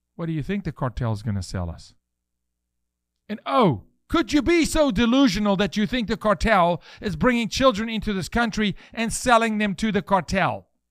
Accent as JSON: {"language": "English", "country": "South Africa", "moved": "yes", "lives_now": "United States", "said": "I'm from South Africa"}